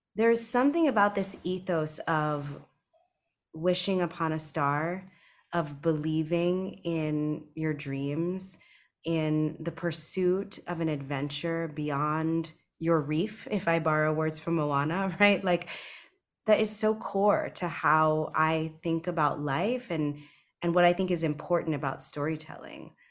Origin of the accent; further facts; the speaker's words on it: East Coast, United States; moved away; I grew up on the East Coast, so I grew up going to Disney World, not Disneyland